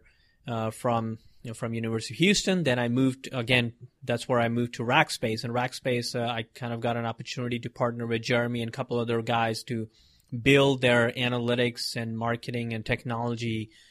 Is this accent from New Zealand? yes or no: no; Mumbai, Maharashtra, India; I was born in India in Mumbai and, big city and all those craziness, a lot of people. And I grew up there